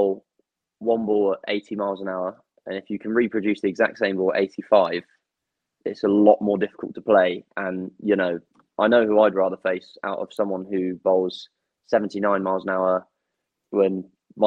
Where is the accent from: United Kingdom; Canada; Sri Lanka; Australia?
United Kingdom; England; English, being English